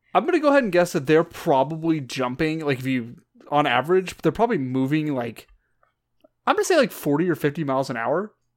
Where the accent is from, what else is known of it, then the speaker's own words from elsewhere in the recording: California, United States; we're all raised Californian here